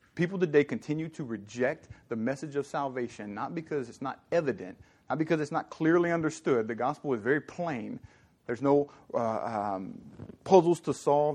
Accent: Southern Louisiana, United States; now in California, United States; I'm from Southern Louisiana

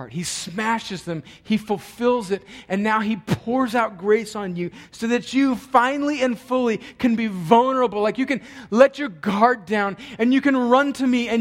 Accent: El Centro, California, United States; moved away; I was home in my hometown of El Centro, California

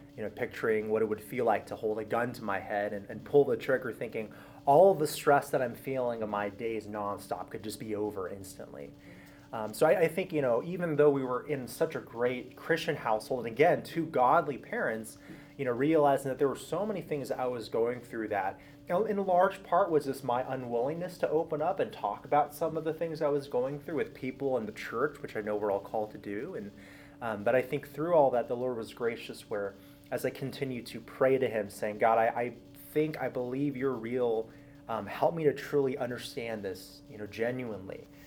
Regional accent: Southern California, United States; I was born and raised in Southern California, so that's where I grew up my entire life

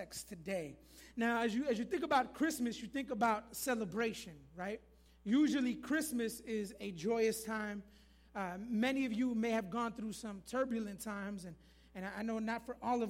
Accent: Florida, United States; moved away; I'm originally from Florida

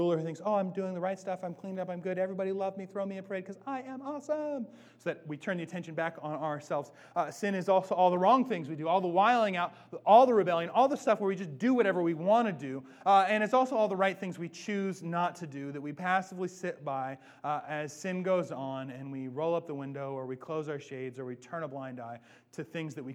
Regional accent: Bellingham, Washington, United States; now in Seattle, United States; I'm from Bellingham

